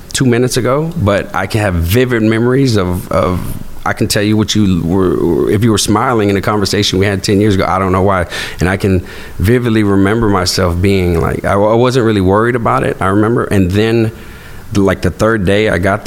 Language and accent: English; Houston, Texas, United States; I'm originally from Houston, Texas. My parents, you know, they're from here as well. I grew up out here.